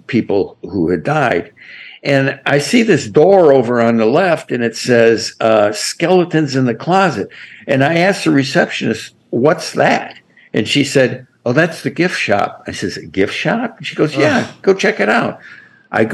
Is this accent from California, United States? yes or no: no; Detroit, Michigan, United States; moved away; it's good to reconnect with my hometown